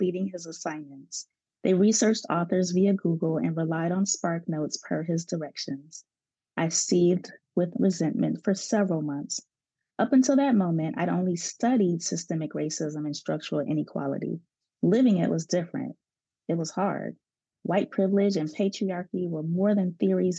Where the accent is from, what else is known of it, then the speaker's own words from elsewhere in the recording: Chicago, Illinois, United States; growing up in Chicago, one of the ways to integrate schools was to have a magnet program, which is what I went through.